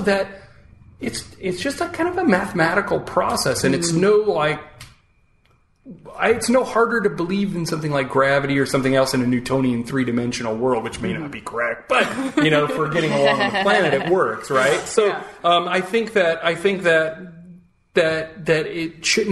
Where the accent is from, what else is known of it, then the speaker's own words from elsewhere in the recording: Peoria, Illinois, United States; now in New York, United States; I came from Peoria